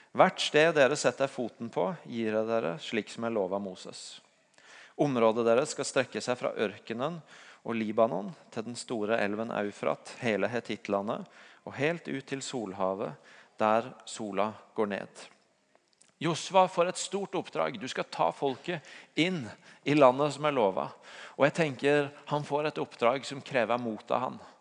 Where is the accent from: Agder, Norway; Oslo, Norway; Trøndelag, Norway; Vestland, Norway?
Agder, Norway; Tvedestrand; hjemme i Tvedestrand, der jeg kommer fra.